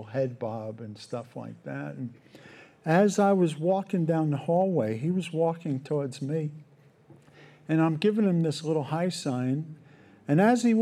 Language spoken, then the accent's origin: English; New York, United States; I grew up in New York and parents separated when I was 12